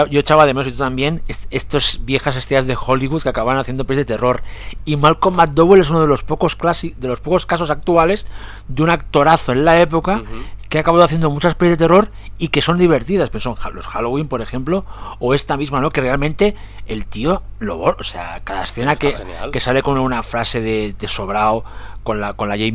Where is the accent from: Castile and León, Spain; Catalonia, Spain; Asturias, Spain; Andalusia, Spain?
Catalonia, Spain; soy catalán